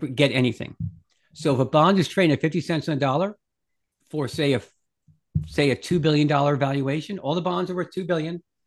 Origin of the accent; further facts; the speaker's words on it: Bronxville, New York, United States; I grew up in a little town called Bronxville, New York, just outside New York City